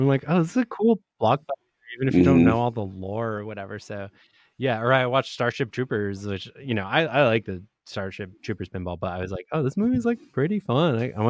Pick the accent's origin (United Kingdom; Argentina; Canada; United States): Argentina; I'm from Argentina, so it's like this was a huge World Cup year for me.